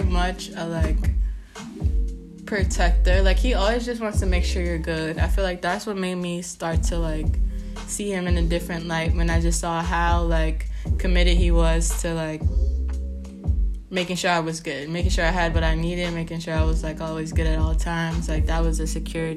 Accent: New York, United States; also born or lived in Washington, D.C.; when I was back home in New York from school, I go to school at Howard University in D.C., but we're both from New York

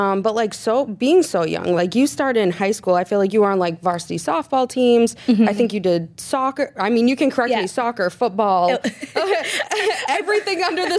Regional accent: Peabody, Massachusetts, United States; Peabody. The hometown.

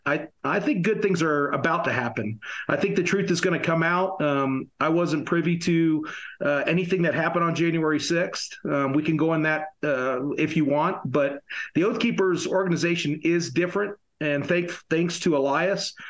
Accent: upstate New York, United States; my hometown in upstate New York

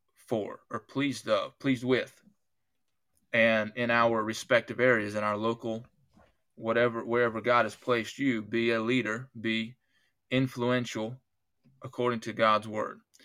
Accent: United States; I'm an American, I was an American before I was a Christian

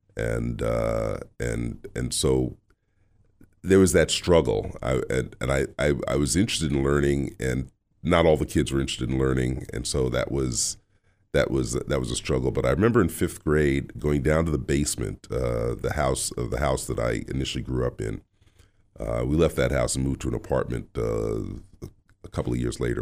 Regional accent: New York City, New York, United States; also born or lived in Louvain, Belgium; now in Boston, United States; Grew up in New York City in, uh, Queens

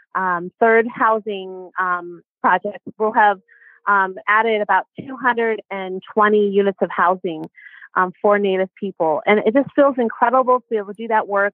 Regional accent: Pawnee Nation of Oklahoma, United States; my tribe, I'm from the Pawnee Nation of Oklahoma

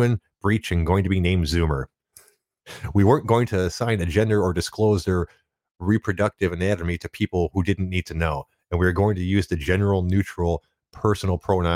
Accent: Detroit, Michigan, United States; I'm from Detroit and the traditional auto industry influenced the area so much

